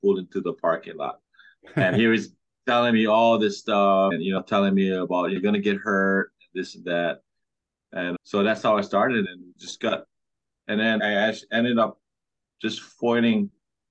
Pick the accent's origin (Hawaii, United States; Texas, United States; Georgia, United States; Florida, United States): Hawaii, United States; Kauai; now in Oahu, United States; I'm from Kauai. I live in Oahu now. This is my home break right there. Surfed since I was 5 years old